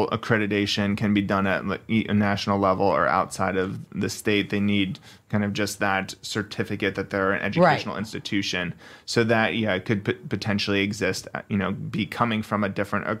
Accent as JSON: {"language": "English", "region": "New Jersey", "country": "United States", "tie": "born or raised there", "moved": "yes", "lives_now": "Redding, United States", "said": "I grew up in New Jersey."}